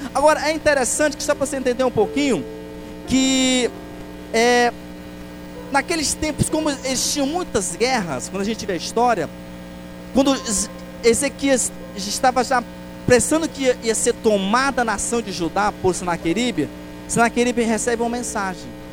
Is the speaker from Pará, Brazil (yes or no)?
yes; Pará, Brazil; sou paraense